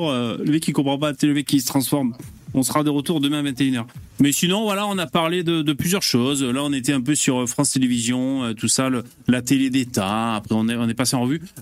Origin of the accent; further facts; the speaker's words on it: Switzerland; Moi je suis suisse